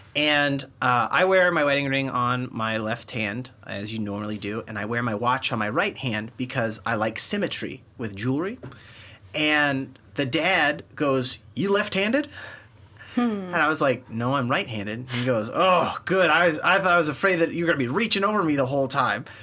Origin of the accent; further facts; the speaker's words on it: Kansas City, Missouri, United States; we're from Kansas City